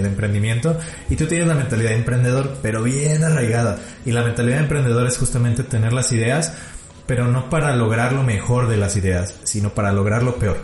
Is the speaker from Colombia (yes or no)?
no; Mexico; como mexicano